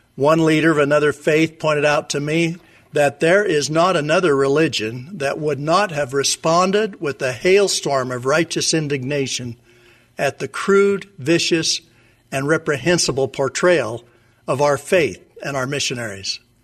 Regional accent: Logan, Utah, United States; I grew up in Logan, Utah, and graduated from Utah State University before my education at Stanford Law School

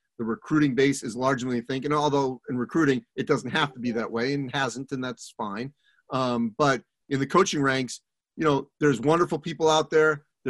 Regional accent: New England, United States; even though I grew up in New England, my family weren't skiers, so I never really went skiing.

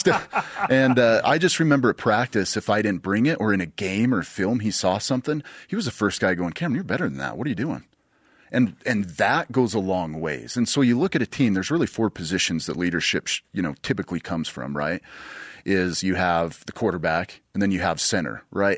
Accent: Bountiful, Utah, United States; growing up in Bountiful. We lived right in the mountains

